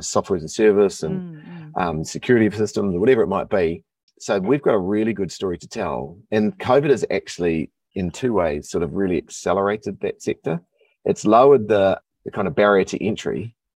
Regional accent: New Zealand

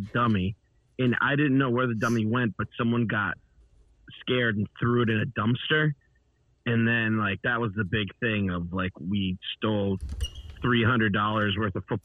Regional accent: Northampton, Massachusetts, United States; moved away; also born or lived in Austin, Texas / Boston; my hometown. Northampton

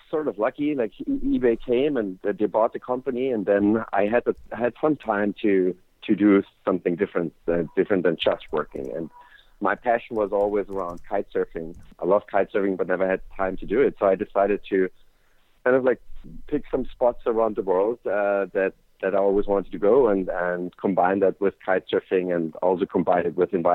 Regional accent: Austria; I grew up in Austria, a little country in Europe

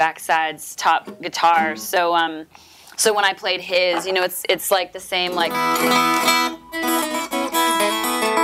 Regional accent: Canada; I'm from Canada

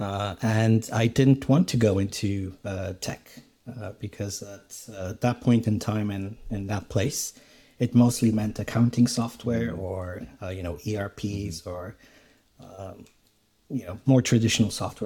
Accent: Romania; moved away as an adult; I was born in Romania and I grew up there and did my high school education there

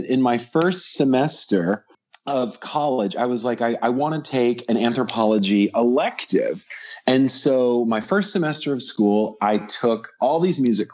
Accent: Central Virginia, United States; moved away as an adult; also born or lived in Knoxville, Tennessee; I grew up in Central Virginia

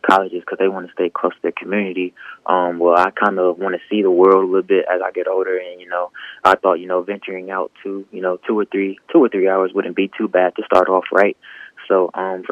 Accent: Canton, Mississippi, United States; also born or lived in Madison, Mississippi; I'm from Ken, Mississippi.

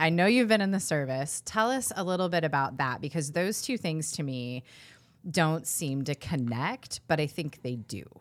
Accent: California, United States; also born or lived in East Coast; now in Iowa, United States; I'm from California

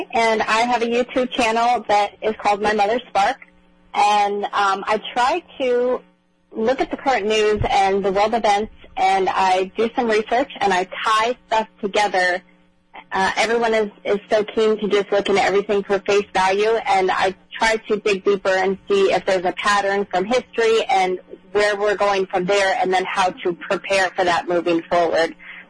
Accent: Colorado, United States; also born or lived in Florida; now in South Carolina, United States; I grew up, when I was younger, I grew up in Colorado

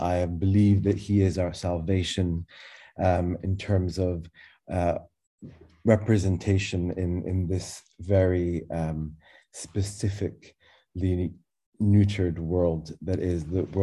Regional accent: Glasgow, Scotland, United Kingdom; also born or lived in Cairo, Egypt; I was born in Egypt, in Cairo, like Tamer, but three months old, ventured into Glasgow, Scotland at my parents' whim

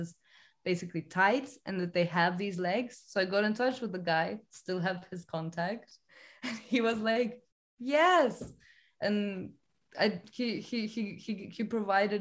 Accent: Estonia; now in London, United Kingdom; I'm from Estonia

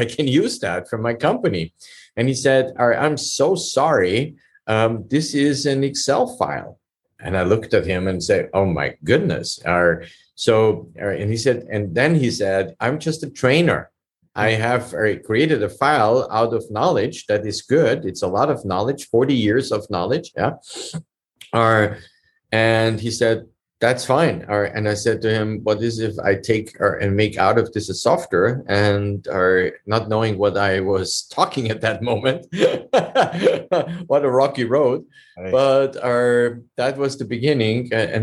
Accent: Vienna, Austria; moved away as an adult; now in United States; I'm originally from Europe. I came from Austria, Vienna, and immigrated legally

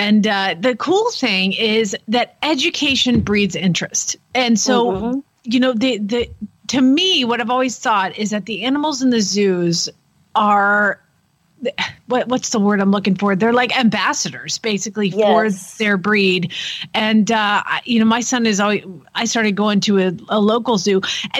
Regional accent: Atlanta, Georgia, United States; now in Oklahoma, United States; I grew up in Atlanta

